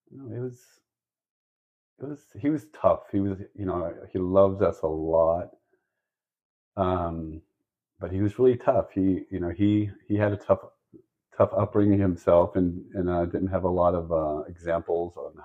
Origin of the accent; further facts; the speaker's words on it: Central California, United States; we grew up in Central California